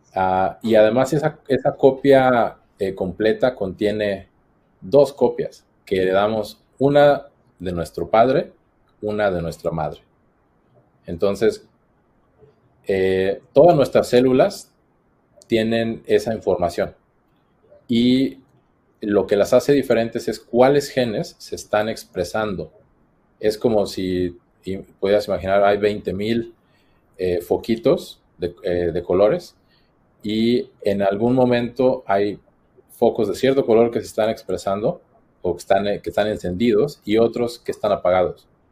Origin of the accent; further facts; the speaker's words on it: Morelia, Michoacán, Mexico; moved away as an adult; also born or lived in Queensland, Australia / Boston, United States; now in Australia; Soy mexicano de Morelia, Michoacán